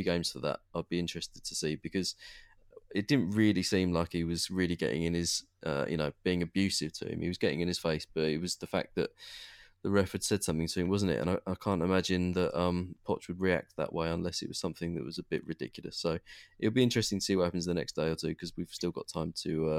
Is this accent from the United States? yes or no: no; England, United Kingdom; No, we're English.